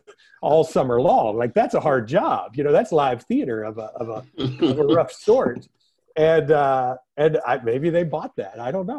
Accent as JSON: {"language": "English", "region": "East Coast", "country": "United States", "tie": "born or raised there", "lives_now": "California, United States", "said": "it just never occurred to me growing up on the East Coast that I could be part of this."}